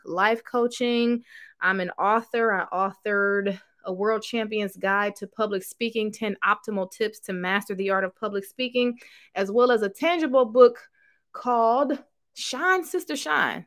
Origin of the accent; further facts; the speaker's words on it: Cleveland, Ohio, United States; now in Houston, United States; I'm from Cleveland, Ohio, but now I live in Houston, Texas